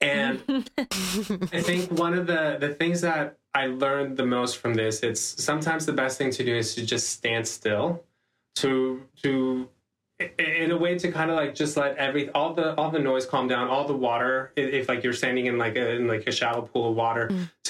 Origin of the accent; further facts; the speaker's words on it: Panama; I'm from Panama